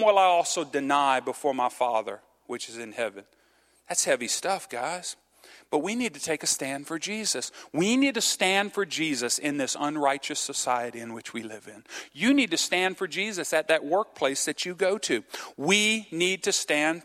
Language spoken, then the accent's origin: English; Cajun, Louisiana, United States; I'm Cajun.